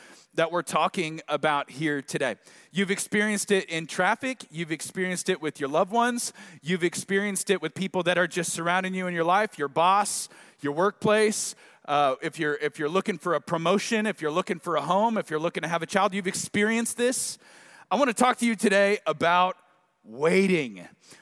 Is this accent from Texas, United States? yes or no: no; Tulsa, Oklahoma, United States; now in Dallas area, United States; I'm from Tulsa, but I've kind of forgotten what it's like to live here